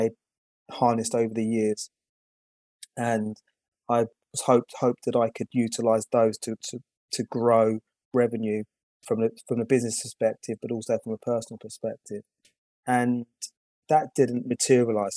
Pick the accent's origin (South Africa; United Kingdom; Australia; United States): United Kingdom; I'm from the UK